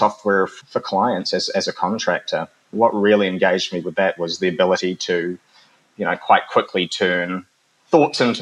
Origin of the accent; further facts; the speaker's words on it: New Zealand; as a young person growing up in New Zealand, my mother was Filipino